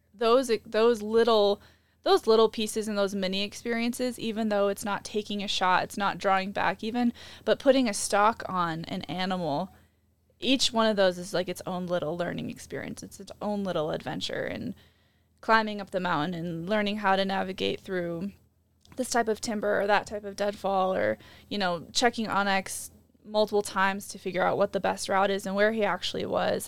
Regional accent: Midwest, United States; growing up in the Midwest

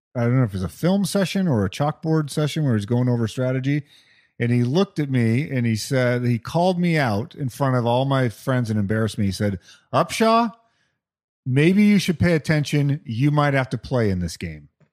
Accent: Albuquerque, New Mexico, United States; growing up in the 70s and 80s in Albuquerque, New Mexico.

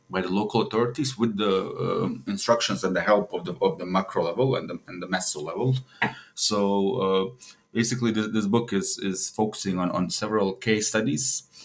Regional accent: Sarajevo, Bosnia & Herzegovina; also born or lived in Kuala Lumpur, Malaysia; I was born in Sarajevo, and I spent my childhood in several countries abroad since my dad was an academic. So I spent most of my youth in Malaysia and Kuala Lumpur. Then we returned back to Sarajevo in 2002

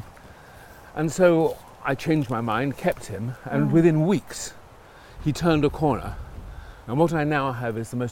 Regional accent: London, United Kingdom; I was brought up in North London, in Stanmore.

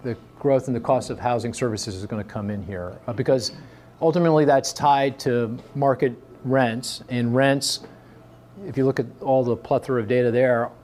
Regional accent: Philadelphia, Pennsylvania, United States; my hometown of Philly

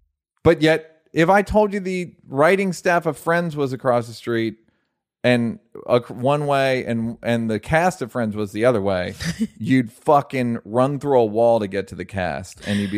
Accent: Toronto, Ontario, Canada; I'm from the West End of Toronto, which is a super amazing place, progressive and accommodating.

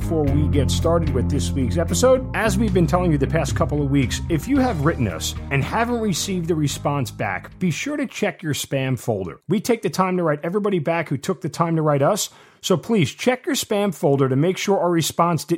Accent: Long Island, New York, United States; I'm originally from Long Island as well

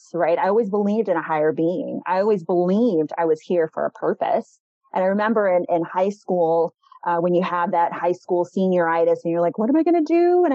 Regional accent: Euless, Texas, United States; also born or lived in Oak Cliff, Dallas; I grew up in Euless.

